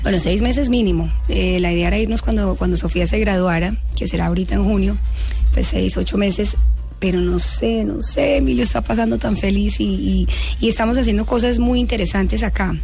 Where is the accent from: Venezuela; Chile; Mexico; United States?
United States; Spanish is a second language; also born or lived in Los Angeles, United States; now in Colombia; yo crecí en Estados Unidos. Yo aprendí a hablar español a los 11 años